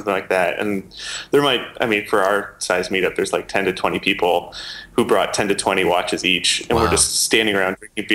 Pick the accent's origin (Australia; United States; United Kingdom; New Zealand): United Kingdom; England; accent: English; my English accent